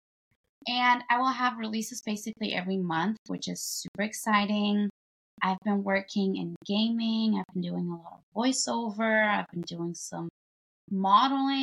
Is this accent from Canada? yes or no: no; Germany; first language Bulgarian; English is a second language; now in United States; I was raised in Germany and I was speaking Bulgarian though, because I have immigrant parents